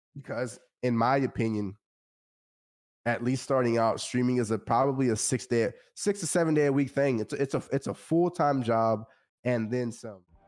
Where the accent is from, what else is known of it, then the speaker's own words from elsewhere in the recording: Central Texas, United States; I grew up in the Central Texas area